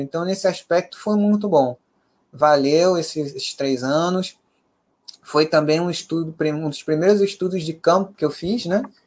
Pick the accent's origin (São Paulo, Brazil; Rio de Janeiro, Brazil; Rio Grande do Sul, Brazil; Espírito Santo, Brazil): Rio de Janeiro, Brazil; nós cariocas